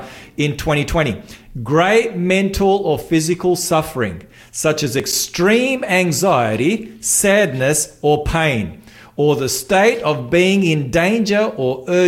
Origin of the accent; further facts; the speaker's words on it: North Macedonia; now in Australia; I'm from Macedonia